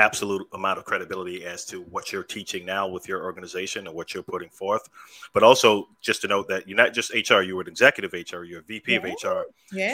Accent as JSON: {"language": "English", "region": "New York", "country": "United States", "said": "I'm originally from New York"}